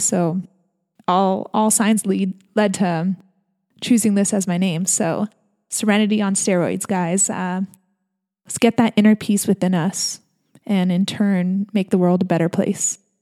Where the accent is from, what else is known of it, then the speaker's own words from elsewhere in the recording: San Diego, California, United States; I'm born and raised in San Diego, California.